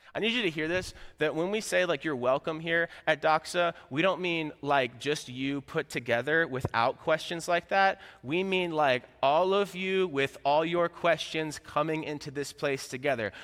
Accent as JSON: {"language": "English", "region": "Florida", "country": "United States", "moved": "as an adult", "lives_now": "Midwest, United States", "said": "I'm from Florida"}